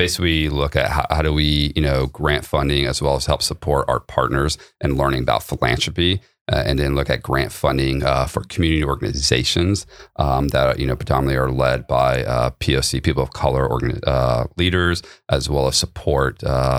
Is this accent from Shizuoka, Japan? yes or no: no; Okinawa, Japan; also born or lived in Idaho, United States / Germany / US East Coast South; Surprisingly, yes, but even though I was born there on an Air Force base, I left as a child and moved all around the world. Mostly grew up Okinawa, Japan, Germany, and East Coast South, mostly.